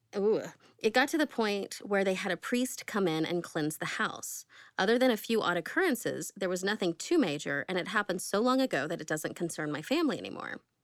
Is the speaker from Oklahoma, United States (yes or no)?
yes; Oklahoma, United States; I grew up in Oklahoma